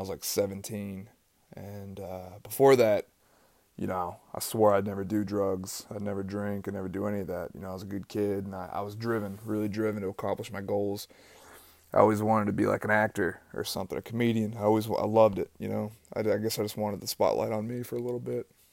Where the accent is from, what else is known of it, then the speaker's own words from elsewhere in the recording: East Tennessee, United States; I grew up in East Tennessee